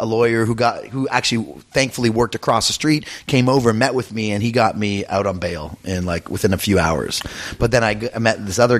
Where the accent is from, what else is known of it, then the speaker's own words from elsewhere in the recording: Canada; now in United States; I'm Canadian originally